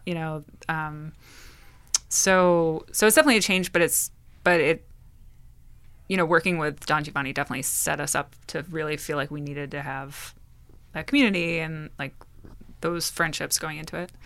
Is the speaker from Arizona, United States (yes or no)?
no; Bridgewater, New Jersey, United States; I grew up in Bridgewater. I grew up in Martinsville, which is part of Bridgewater Township